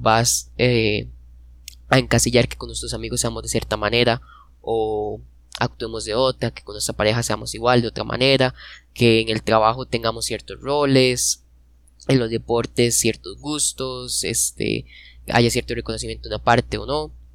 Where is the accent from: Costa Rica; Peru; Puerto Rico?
Costa Rica; nosotros somos costarricenses